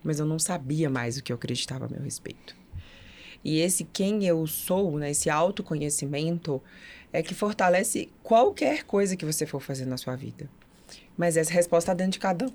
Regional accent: Brasília, Federal District, Brazil; moved away as an adult; now in Belo Horizonte, Brazil; Eu sou natural de Brasília

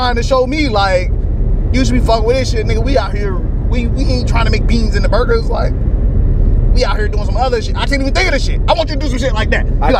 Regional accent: Miami, Florida, United States; I grew up in Miami.

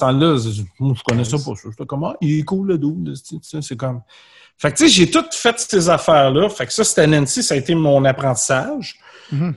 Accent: Candiac, Quebec, Canada; je, viens de Candiac. Je viens de Rive-Sud-Ouest

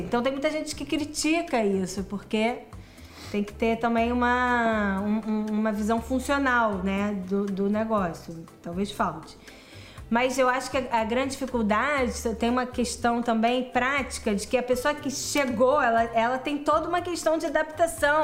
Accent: Rio de Janeiro, Brazil; also born or lived in Israel; eu estudei em escola judaica no Brasil, cresci no Rio

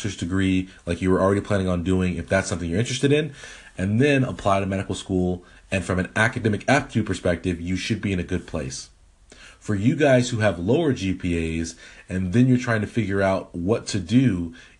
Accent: Edmonton, Alberta, Canada; moved away; That is my birthplace. I am a Canadian. A lot of people don't know this. I was born in Edmonton, Alberta.

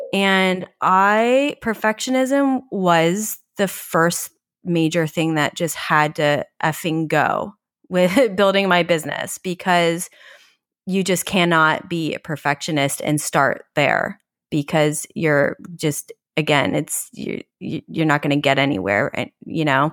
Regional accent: New York, United States; as a New Yorker

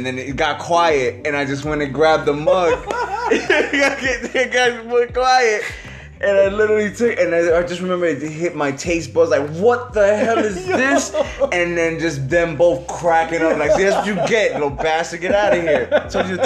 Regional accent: East Chicago, Indiana, United States; I was born in East Chicago, Indiana

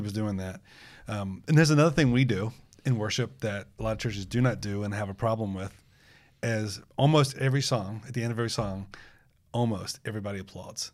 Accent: United States; we're American

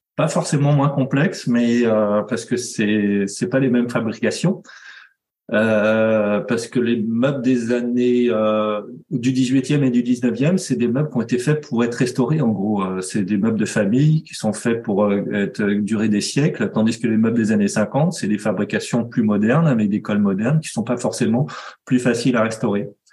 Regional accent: Nantes, Pays de la Loire, France; je suis nantais

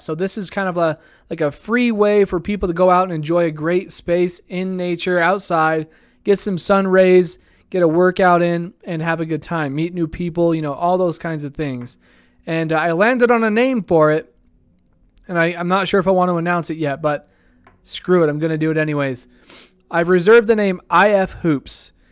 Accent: Idaho Falls, Idaho, United States; my hometown here

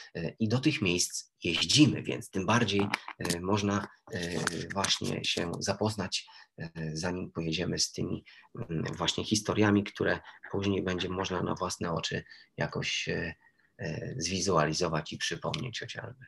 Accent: Toruń, Kuyavian-Pomeranian Voivodeship, Poland; ja jestem z Torunia i będąc jako młody chłopak

